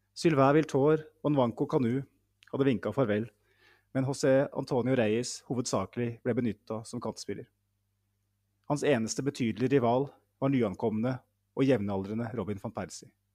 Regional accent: Norway

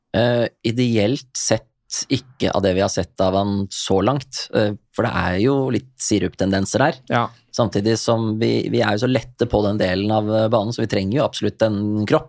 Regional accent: Norway; jeg kom fra Norge

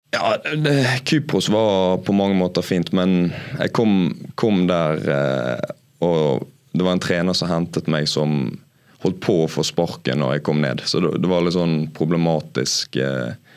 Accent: Bergen, Vestland, Norway; være bergenser og spille i Brann

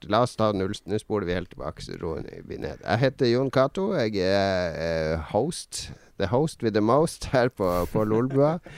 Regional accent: Northern Norway, Norway; Så da blir det liksom sånn at jeg legger om dialekta litt for at de skal skjønne den her nordlendingen.

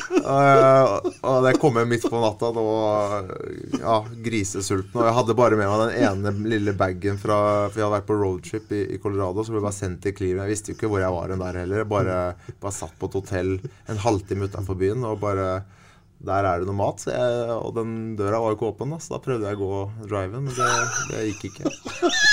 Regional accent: Sarpsborg, Østfold, Norway; moved away as an adult; also born or lived in Sweden / Switzerland / Russia / Germany; Jeg kan bo hjemme på Promper'n hos mamma og pappa

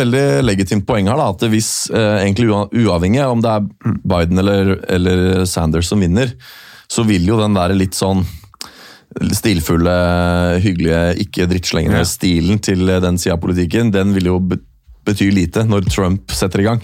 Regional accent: Norway; jeg er norsk

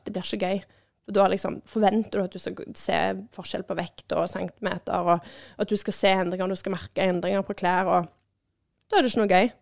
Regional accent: Norway; vi er nordmenn

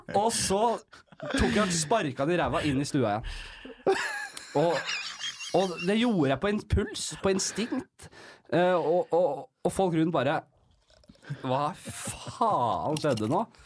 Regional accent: Oslo, Norway; Vokst opp øverst på Bekkelaget.

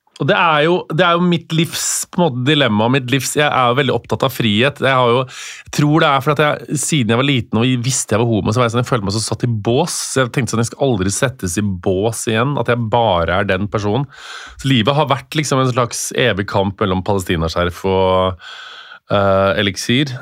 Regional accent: Stjørdal, Trøndelag, Norway; moved away; vi kommer fra Stjørdal

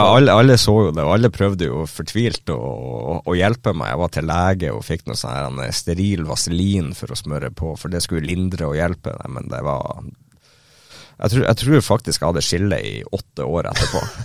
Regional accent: Northern Norway, Norway; hjemkommunen min og innom Bodø

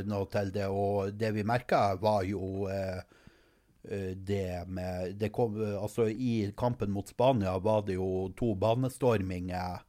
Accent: Norway; som nordmann

